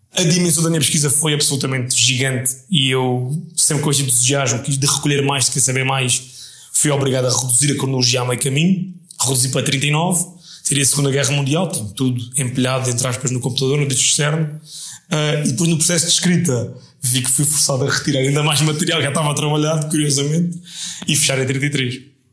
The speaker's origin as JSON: {"language": "Portuguese", "region": "Setúbal", "country": "Portugal", "tie": "born or raised there", "said": "tem muita essa ligação umbilical ao sítio onde nasci"}